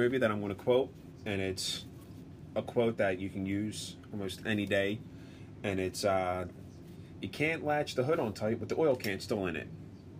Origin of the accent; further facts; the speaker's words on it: Philadelphia, Pennsylvania, United States; We're from Philly.